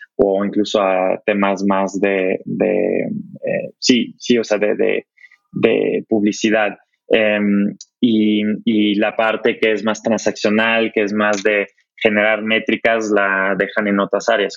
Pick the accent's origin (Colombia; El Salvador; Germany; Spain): Germany; moved away; Yo, yo como alemán